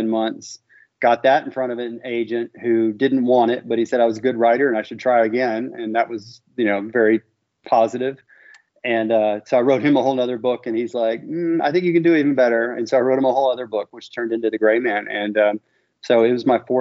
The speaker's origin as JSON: {"language": "English", "town": "Memphis", "region": "Tennessee", "country": "United States", "tie": "born or raised there", "also_born_or_lived": "Miami", "said": "I'm born and raised in Memphis"}